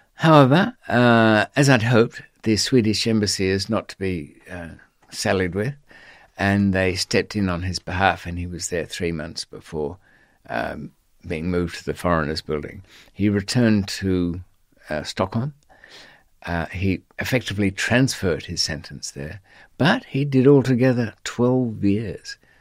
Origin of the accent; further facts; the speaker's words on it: Australia; accent: Australian; I was on Australian passport